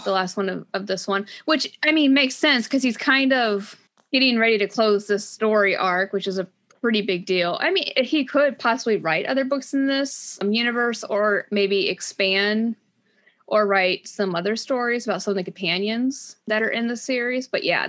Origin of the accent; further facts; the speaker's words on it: Metro East, Illinois, United States; I grew up in the Metro East, which is kind of hilly.